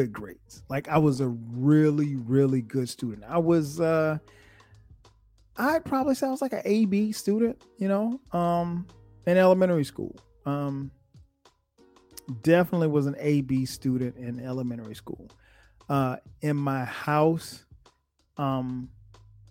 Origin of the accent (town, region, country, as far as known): Florence, South Carolina, United States; born or raised there; now in Atlanta, United States